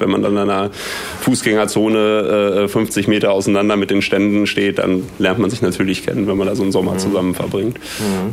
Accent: Münster, North Rhine-Westphalia, Germany; Ich komme aus Münster

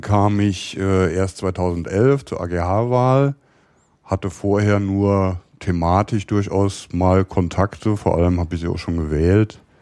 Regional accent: near Koblenz, Rhineland-Palatinate, Germany; moved away as an adult; also born or lived in Cologne; now in Berlin, Germany; ich bin äh, geboren im Rheinland in der Nähe von Koblenz

